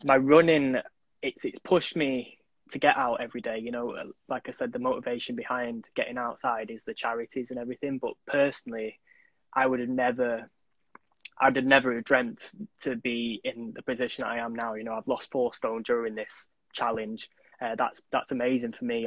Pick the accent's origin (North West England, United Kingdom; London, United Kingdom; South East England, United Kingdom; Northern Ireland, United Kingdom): North West England, United Kingdom; Manchester; I'm from Manchester